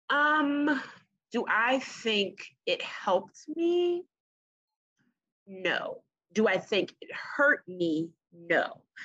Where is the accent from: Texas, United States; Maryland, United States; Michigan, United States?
Maryland, United States; Prince George's County; I grew up in Prince George's County